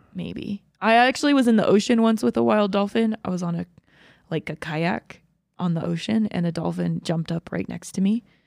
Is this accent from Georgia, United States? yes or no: yes; Dahlonega, Georgia, United States; also born or lived in Dawsonville, Georgia; I grew up half the time in Dawsonville and half the time in Dahlonega